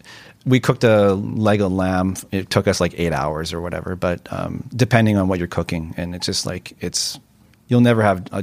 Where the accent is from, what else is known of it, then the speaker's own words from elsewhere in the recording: Vancouver, British Columbia, Canada; I grew up in Kerrisdale on the west side, so that's always home for me. I recently moved to East